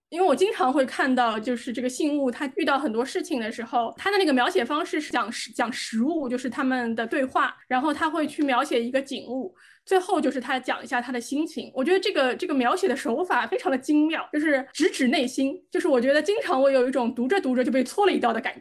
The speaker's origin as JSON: {"language": "Chinese", "country": "China", "said": "我们中国人"}